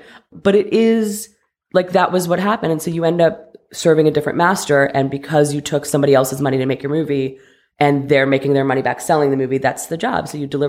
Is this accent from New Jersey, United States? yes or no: no; Ohio, United States; also born or lived in Connecticut, United States; In Ohio and Connecticut. So very suburban.